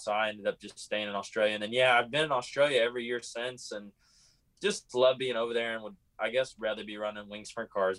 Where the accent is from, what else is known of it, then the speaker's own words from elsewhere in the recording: California, United States; I was from California